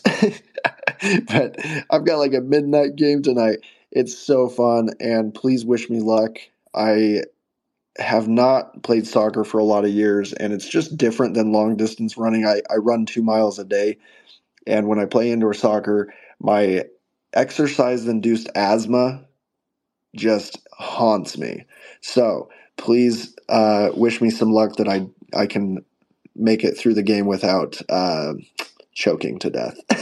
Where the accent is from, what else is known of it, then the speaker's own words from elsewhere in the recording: United States; I'm an American